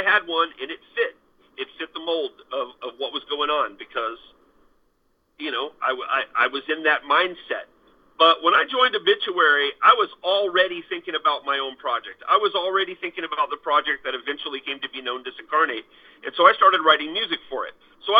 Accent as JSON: {"language": "English", "region": "Florida", "country": "United States", "also_born_or_lived": "Germany", "said": "And then, you know, we're all from Florida, but I was an Army brat, so I lived all over the world, including Germany for 6 years, you know, while I was coming up."}